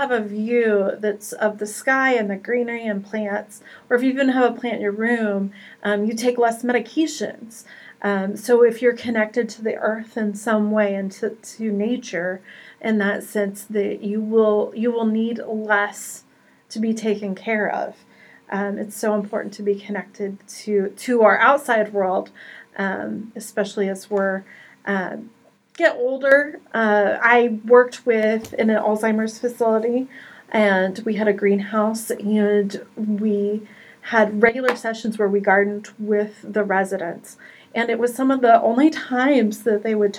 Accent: Wichita, Kansas, United States; I was born and raised in Kansas, so grew up in the Wichita area

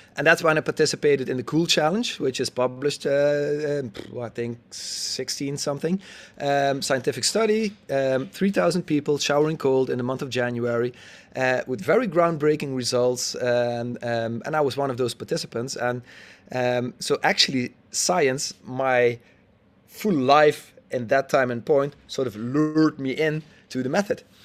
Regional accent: Netherlands; I'm a Dutchie, um, born and raised in the Netherlands

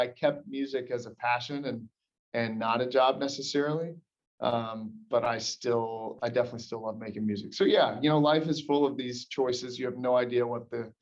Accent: Birmingham, Alabama, United States; also born or lived in Cleveland, Tennessee; I grew up in Tennessee, born in Birmingham, moved to Cleveland, Tennessee, small town, lived there, and then moved back to Birmingham like 2001 when I was 9 years old

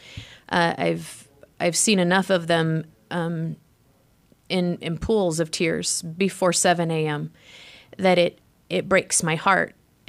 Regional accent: Wyoming, United States; now in Utah, United States; I came from Wyoming.

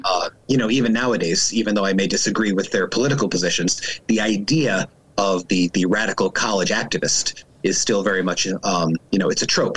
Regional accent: Long Island, New York, United States; moved away; I am originally from Long Island, New York

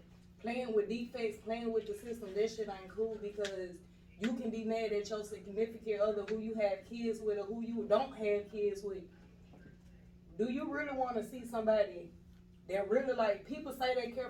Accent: Chicago, Illinois, United States; I'm from Chicago. Windy City, Chi-Town

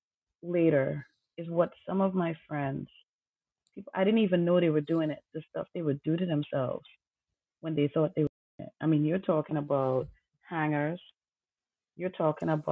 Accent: Trinidad & Tobago; I grew up in Trinidad Tobago

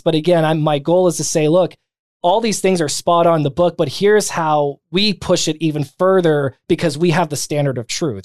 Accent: San Bernardino County, Southern California, United States; I was born and raised in Southern California. So, um, outside of Los Angeles, um, San Bernardino County

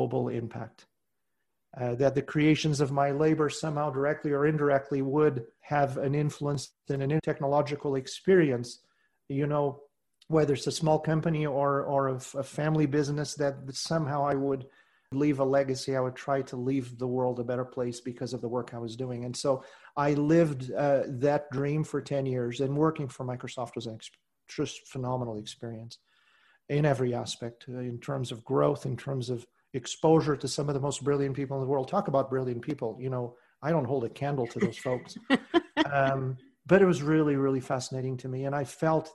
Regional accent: southern Portugal, Portugal; first language Portuguese; English is a second language; moved away as an adult; now in United States; I was born and raised in southern Portugal

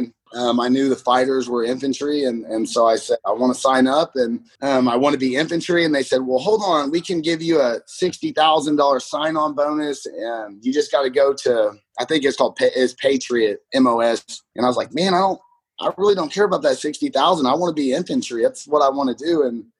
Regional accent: Oklahoma, United States; Yeah, I'm from Oklahoma, born and raised.

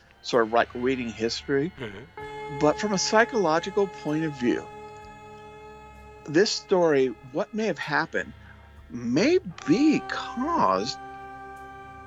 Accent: Ventura County, California, United States; Growing up in Ventura County, California

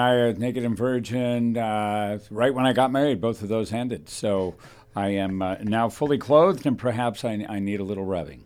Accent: Thousand Oaks, California, United States; T O, it's a place I was raised

